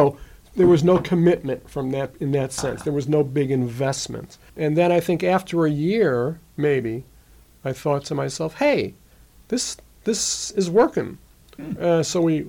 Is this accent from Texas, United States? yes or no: no; Yonkers, New York, United States; now in Bloomington, United States; I was born in New York, in Westchester, just north of New York City